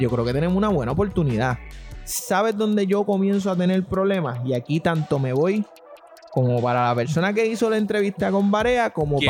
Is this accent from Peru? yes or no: no; Puerto Rico; Yo soy puertorriqueño